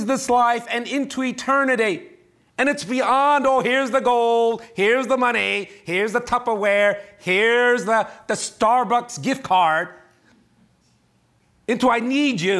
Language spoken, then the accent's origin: English; New York, United States; I'm a New Yorker